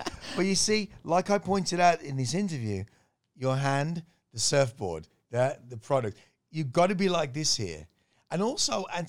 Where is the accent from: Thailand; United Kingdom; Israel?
Thailand; being able to say I grew up in Thailand.